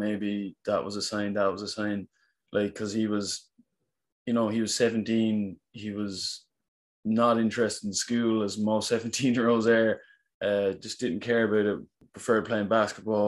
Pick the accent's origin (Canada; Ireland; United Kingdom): Ireland; Cork, Munster; I'm from Cork in Ireland